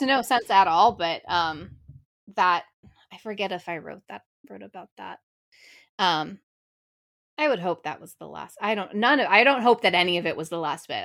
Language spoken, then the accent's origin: English; California, United States; I'm from California